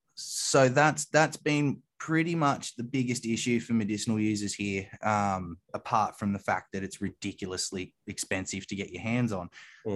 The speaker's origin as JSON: {"language": "English", "region": "New South Wales", "country": "Australia", "said": "In New South Wales, which is my home state"}